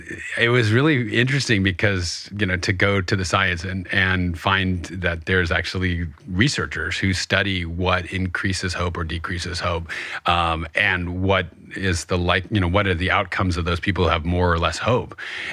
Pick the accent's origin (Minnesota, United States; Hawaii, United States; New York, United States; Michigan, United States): New York, United States; I'm from New York and we don't really do hope.